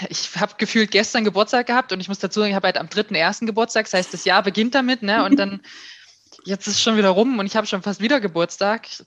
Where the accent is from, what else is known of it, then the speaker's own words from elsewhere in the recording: Bleicherode, Thuringia, Germany; Aus Thüringen, aus dem Norden von Thüringen, aus einer kleinen Stadt namens Bleicherode, die auch keiner kennt.